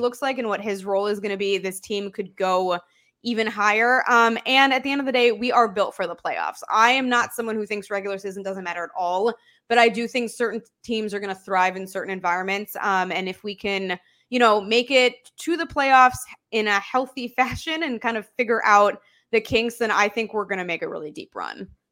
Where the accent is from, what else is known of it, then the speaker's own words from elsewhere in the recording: Chicago, Illinois, United States; I am born and raised in Chicago